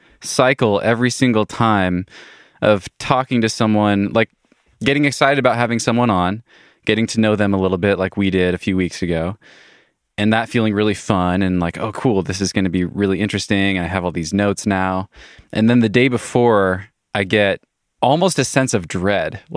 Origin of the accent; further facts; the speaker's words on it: Wenatchee, Washington, United States; moved away as an adult; now in Waco, United States; I'm from Wenatchee